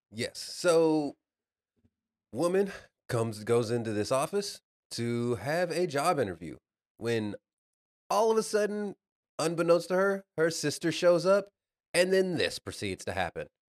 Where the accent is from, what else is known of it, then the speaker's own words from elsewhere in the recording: Dallas, Texas, United States; I'm from Dallas